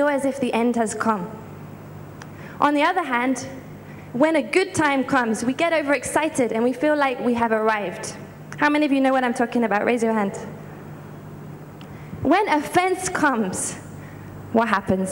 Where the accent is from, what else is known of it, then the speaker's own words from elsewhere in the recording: United Kingdom; now in Lagos, Nigeria; I'm originally from the United Kingdom